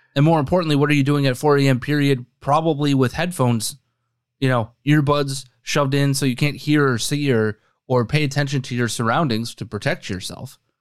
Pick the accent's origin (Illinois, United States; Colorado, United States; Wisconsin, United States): Wisconsin, United States; now in Chicago, United States; my home state, Wisconsin